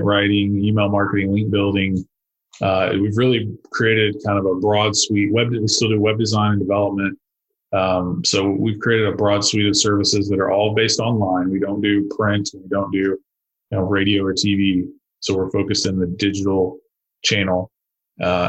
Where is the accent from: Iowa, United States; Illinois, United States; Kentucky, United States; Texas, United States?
Texas, United States; Arlington; my hometown of Arlington, which is about 400,000 people